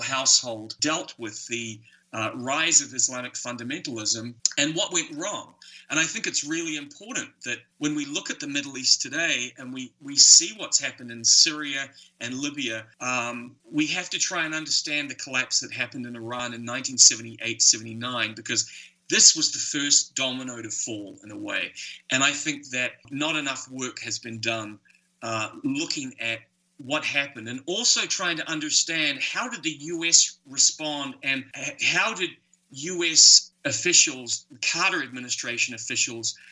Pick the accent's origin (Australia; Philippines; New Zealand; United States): New Zealand; I grew up in New Zealand.